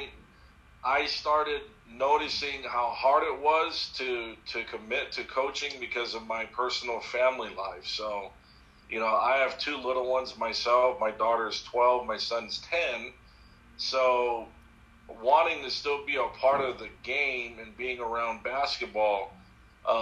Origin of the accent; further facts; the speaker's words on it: Hawaii, United States; I was born and raised in Hawaii